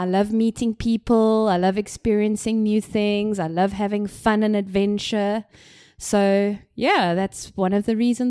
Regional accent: Cape Town, Western Cape, South Africa; I come from Cape Town, South Africa, an extremely beautiful city and country.

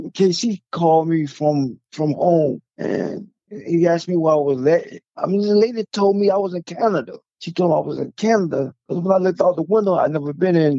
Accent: Portsmouth, Virginia, United States; I'm from Portsmouth, Virginia

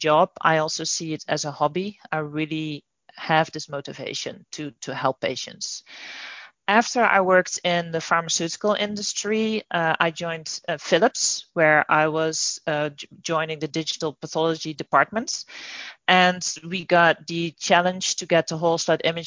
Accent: Netherlands; moved away as an adult; now in United States; I'm originally from the Netherlands, and I moved to the US about 2.5 years ago.

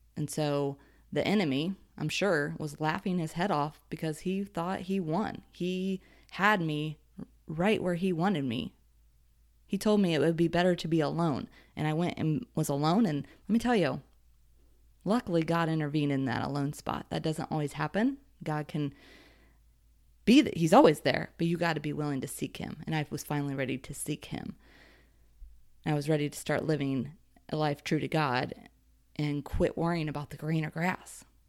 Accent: Ohio, United States; I was raised in Ohio and considered a Midwest girl

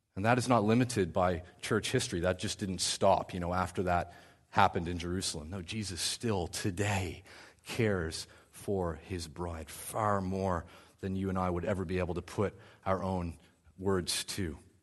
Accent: New Brunswick, Canada; I grew up in New Brunswick

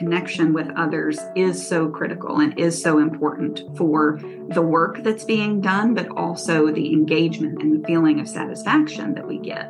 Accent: Clyde, North Carolina, United States; Clyde, North Carolina, which is my hometown here, born and raised in Haywood County.

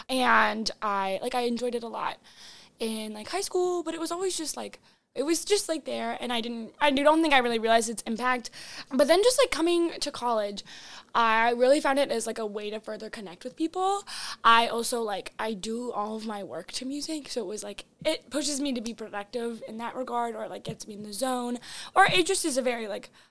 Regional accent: North Dakota, United States; moved away; originally I'm from North Dakota

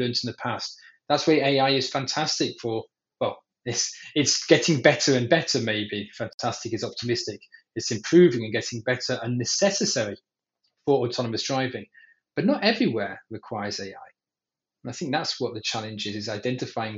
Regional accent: England, United Kingdom; now in Israel; I'm actually based out of Israel, even though the accent might be deceiving. I was born in England

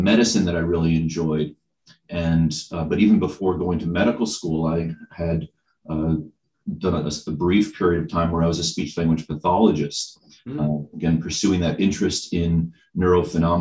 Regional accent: Lexington, Massachusetts, United States; moved away as an adult; now in Bennington, United States; I grew up in the Boston suburbs. Actually grew up in Lexington, Massachusetts, birthplace of America's freedom

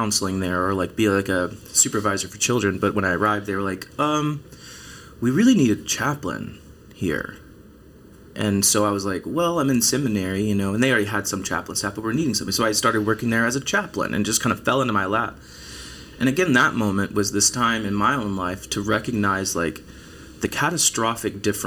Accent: East Texas, United States; moved away as an adult; also born or lived in Belton, Texas; born and raised in East Texas

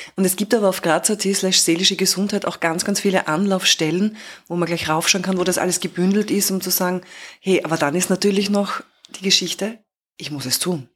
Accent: Graz, Styria, Austria; bei uns in Graz, in der Steiermark, in, in, in Österreich

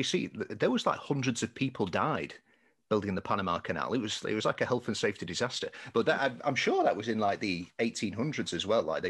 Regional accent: England, United Kingdom

